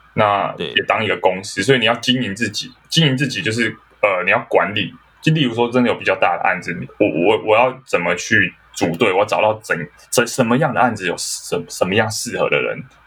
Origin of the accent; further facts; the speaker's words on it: Kaohsiung, Taiwan; now in Taipei, Taiwan; 我是高雄人，那是。我在台北生活